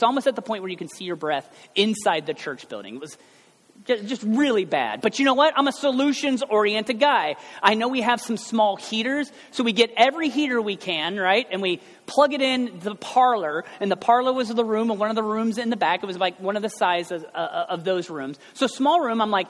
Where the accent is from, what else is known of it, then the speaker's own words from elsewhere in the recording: United States; I'm only from America